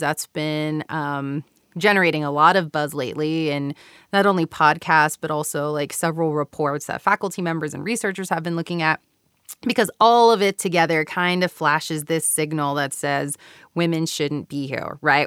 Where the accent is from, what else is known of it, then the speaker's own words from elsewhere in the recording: Houston, Texas, United States; moved away as an adult; also born or lived in California / Japan; now in Utah, United States; I was born and raised, um, like I said earlier, in Mexican American community in Houston, Texas